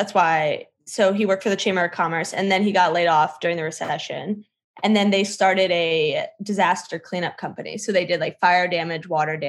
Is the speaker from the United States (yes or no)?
yes; Fairfax, Virginia, United States; moved away as an adult; I grew up in Virginia.